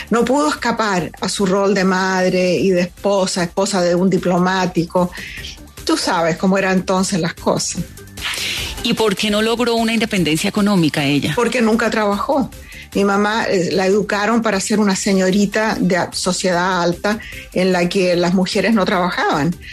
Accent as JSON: {"language": "Spanish", "country": "Venezuela", "moved": "as an adult", "lives_now": "United States", "said": "esa fue la época en que me vine de Venezuela a, eh, a vivir a los Estados Unidos, inmigré a los Estados Unidos porque me enamoré de un tipo aquí."}